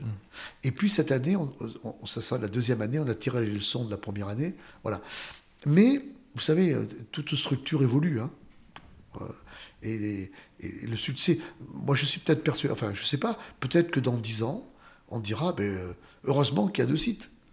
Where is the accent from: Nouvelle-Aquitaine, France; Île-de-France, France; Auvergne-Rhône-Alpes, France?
Nouvelle-Aquitaine, France; Saint-Bonnet-l'Enfantier; c'est dans le village de mon enfance, à Saint-Bonnet-l'Enfantier